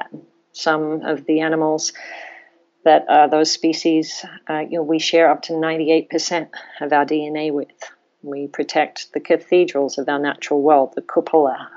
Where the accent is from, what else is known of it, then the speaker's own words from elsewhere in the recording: Australia; moved away; I grew up in Australia